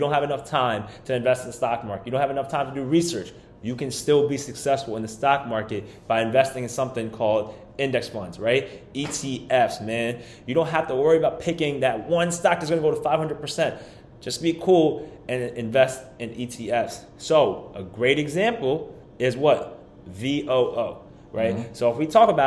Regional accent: New York, United States; We're from New York.

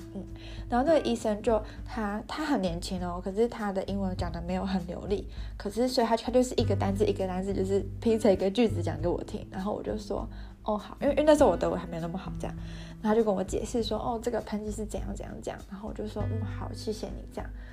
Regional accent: Taiwan; moved away as an adult; now in Germany; 我就说我从台湾来的

